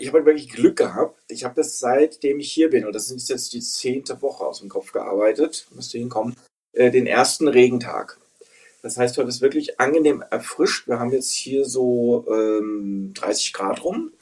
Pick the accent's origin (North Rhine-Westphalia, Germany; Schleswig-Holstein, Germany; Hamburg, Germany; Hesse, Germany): Hesse, Germany; Frankfurt; moved away; Ich bin in Frankfurt, äh, Hessen geboren und äh, in der Peripherie aufgewachsen